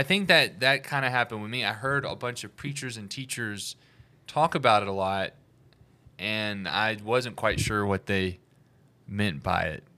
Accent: Alabama, United States; I'm from Alabama.

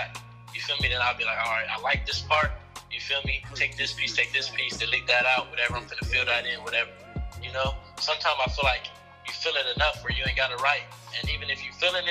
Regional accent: Los Angeles, California, United States; I'm from West LA, to be exact, Mid-City

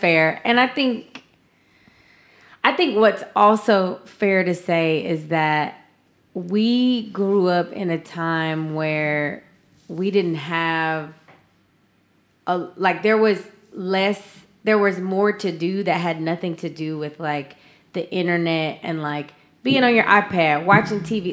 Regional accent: the South, United States; growing up in the South

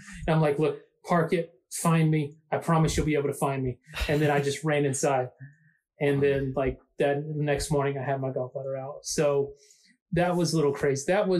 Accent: the South, United States; I mean, I'm from the South, yeah, man.

